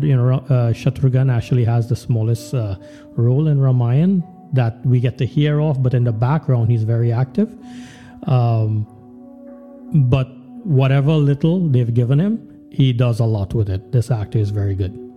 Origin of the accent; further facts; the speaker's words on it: Trinidad & Tobago; when we were growing up in Trinidad